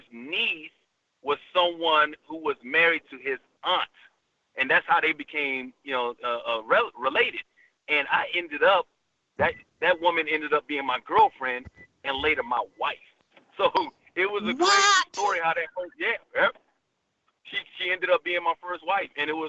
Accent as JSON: {"language": "English", "town": "Bronx", "region": "New York", "country": "United States", "tie": "born there", "lives_now": "Alabama, United States", "said": "I was born in the Bronx, so I had one accent there. Then I moved to Alabama, and that accent started coming out."}